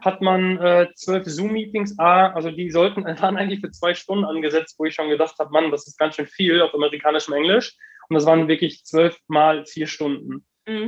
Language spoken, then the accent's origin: German; Heiden, North Rhine-Westphalia, Germany; in Heiden groß geworden, Heiden aufgewachsen.